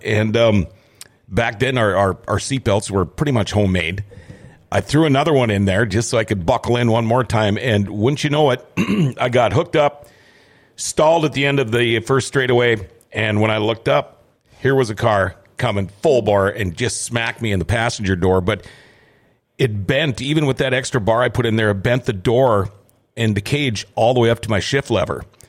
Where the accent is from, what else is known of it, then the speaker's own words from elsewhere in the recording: Thief River Falls, Minnesota, United States; I was growing up in Thief River Falls.